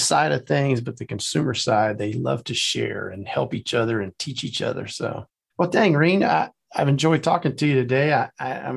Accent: South Louisiana, United States; now in Atlanta, United States; I am from South Louisiana, but no, we're outside of Atlanta.

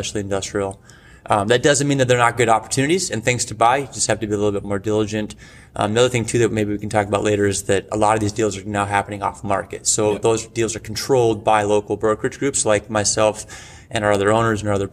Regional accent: Billings, Montana, United States; also born or lived in Bellingham, Washington / Seattle, Washington; I was born and raised in Billings, Montana

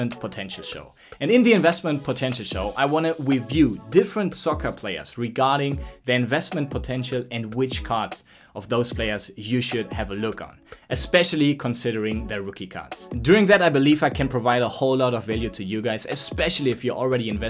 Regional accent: Germany; now in Barcelona, Spain; I'm from Germany, currently doing this podcast right out of Barcelona

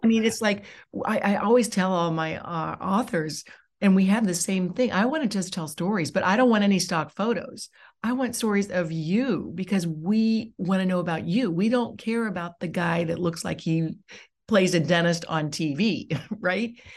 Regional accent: Dayton, Ohio, United States; I'm from Dayton

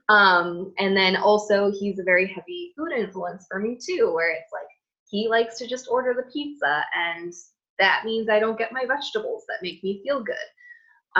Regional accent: United States; my culture as an American, like we hug

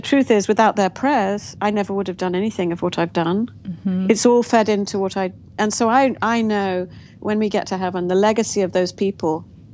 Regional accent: Kampala, Uganda; born there; also born or lived in Nairobi, Kenya / England; I was born in Kampala, Uganda, to young parents, the oldest of four little girls. And so my first 4 years of life were in Kampala, then Nairobi.

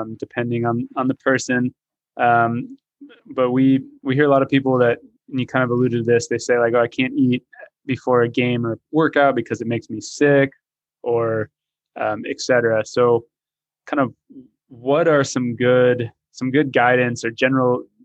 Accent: Texas, United States; moved away; I grew up in Texas

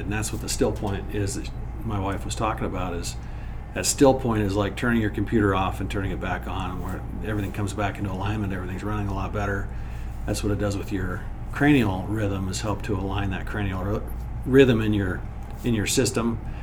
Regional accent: Wyoming, United States; I grew up in Wyoming

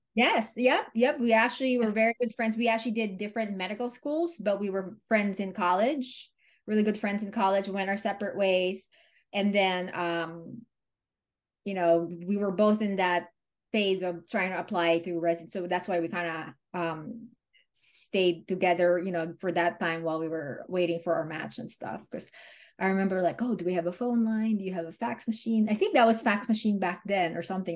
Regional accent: Manila, Metro Manila, Philippines; moved away as an adult; now in Pennsylvania, United States; I came from Manila, Philippines

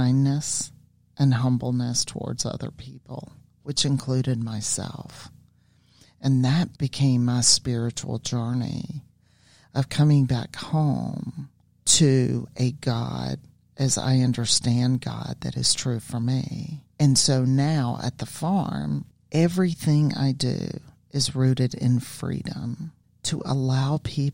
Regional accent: the South, United States; I grew up in the South and I grew up in religion

